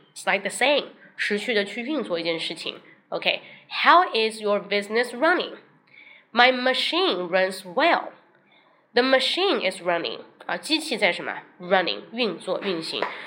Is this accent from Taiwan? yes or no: no; China; 我们中国人可能说话并不，不是这样